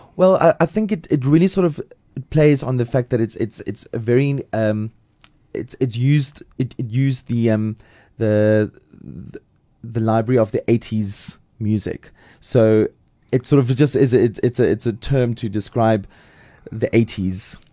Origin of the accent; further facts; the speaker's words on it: Lady Grey, Eastern Cape, South Africa; moved away as an adult; also born or lived in Port Elizabeth / Pretoria; now in Johannesburg, South Africa; I'm from the Eastern Cape